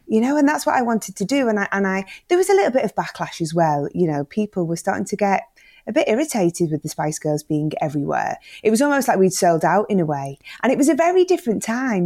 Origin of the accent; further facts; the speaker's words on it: the Northwest, North West England, United Kingdom; growing up in the Northwest in the 80s